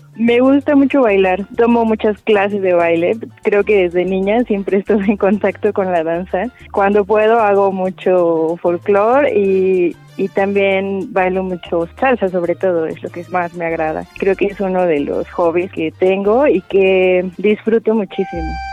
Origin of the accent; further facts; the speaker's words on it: Querétaro, Mexico; Soy originaria de Querétaro y nací el 9 de junio de 1990